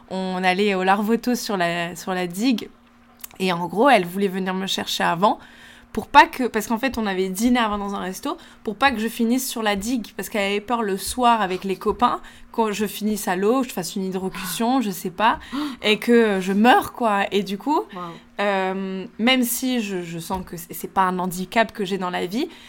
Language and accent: French; Italy; French is a second language; je vais euh, peut-être égoutter les pâtes parce que en tant que bonne